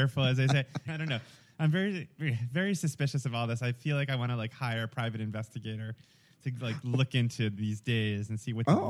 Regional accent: New York, United States; accent: thick New York; moved away as an adult; also born or lived in Atlanta; I grew up in New York, and I had, growing up, a very thick New York accent.

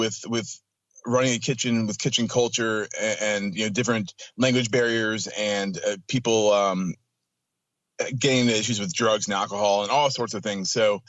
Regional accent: Atlanta, Georgia, United States; I grew up in Atlanta, went to college, got a double major in English and Spanish.

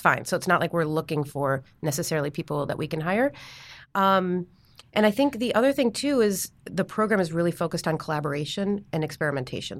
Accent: Chicago, Illinois, United States; moved away as an adult; I'm from Chicago

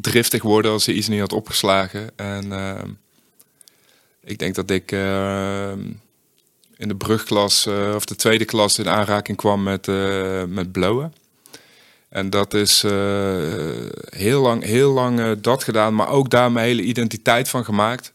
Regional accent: Uden, North Brabant, Netherlands; ik kom uit best wel een, eh, gewoon een klein eh, dorp. Ik kom uit Uden

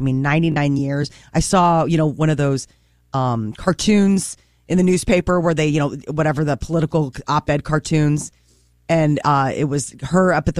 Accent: Midwest, United States; I am born and raised in the Midwest

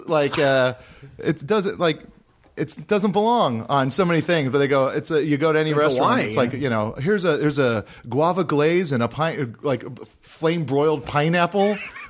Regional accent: Hawaii, United States; moved away; growing up in Hawaii, we didn't have all the fast food places

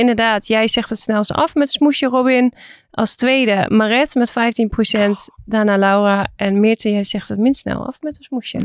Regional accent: Assen, Drenthe, Netherlands; Ik ben ook geboren in Assen.

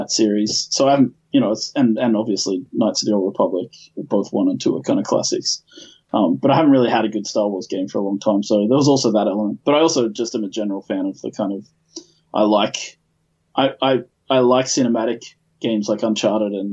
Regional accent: Australia; who's from Australia, as am I.

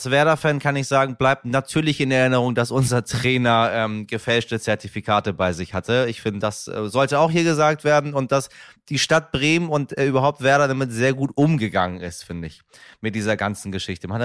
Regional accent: Persian Gulf, Iran; Insbesondere als Iraner, meine Damen und Herren, auch ich stamme vom persischen Golf

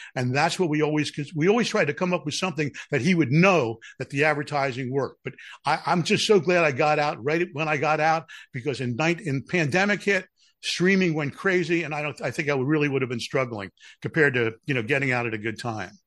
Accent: Philadelphia, Pennsylvania, United States; I'm from Philadelphia.

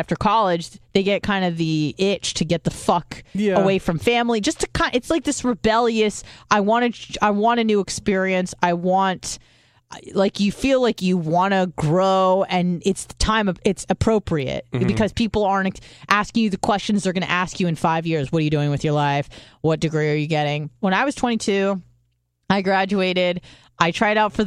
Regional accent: San Diego, California, United States; moved away as an adult; also born or lived in Detroit; I'm from San Diego

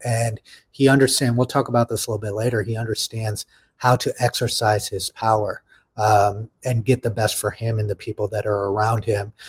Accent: United States; as American citizens

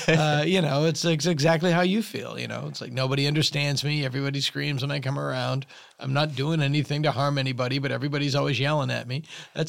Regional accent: Massachusetts, United States; Yeah, I was. It wasn't up to Salem.

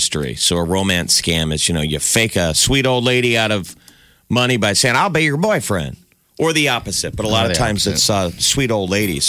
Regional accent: Nebraska, United States; when I said I was from Nebraska

